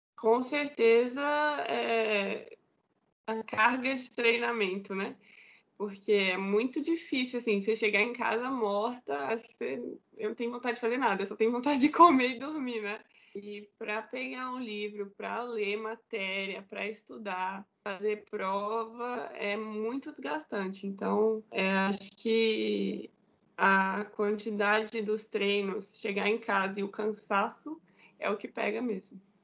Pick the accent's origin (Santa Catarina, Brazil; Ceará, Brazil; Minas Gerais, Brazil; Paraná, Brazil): Minas Gerais, Brazil; Belo Horizonte; now in Barueri, Brazil; sou mineira de Belo Horizonte, Belo Horizonte. Comecei jogando no Minas Tênis Clube